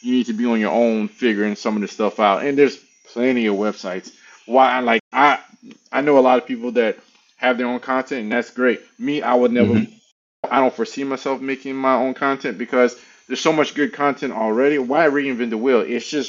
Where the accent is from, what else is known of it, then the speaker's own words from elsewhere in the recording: Louisiana, United States; now in Dallas, United States; I'm originally from Louisiana. I've been in cybersecurity on a corporate level since 2011, 12. Been in IT since 2003, live in Dallas, Texas currently.